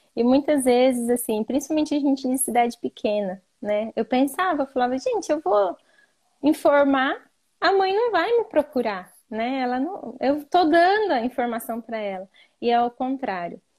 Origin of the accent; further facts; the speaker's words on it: interior of São Paulo, Brazil; eu sou de uma cidade pequena, né, interior de São Paulo